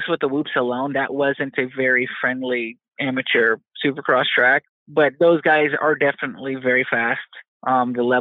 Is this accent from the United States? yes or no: yes; Texas, United States; also born or lived in Dallas, Texas / California; my home state